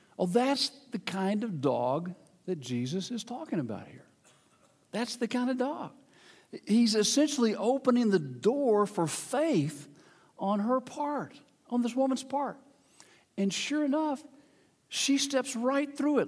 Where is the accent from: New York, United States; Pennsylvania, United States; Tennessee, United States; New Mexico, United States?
Tennessee, United States; Memphis; moved away as an adult; The church I grew up in in Memphis, Tennessee, uh, that was, I was, where I was born